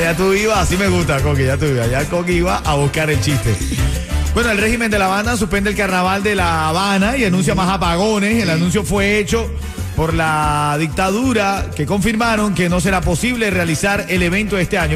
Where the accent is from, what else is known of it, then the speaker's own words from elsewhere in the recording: Venezuela; now in Miami, United States; como venezolano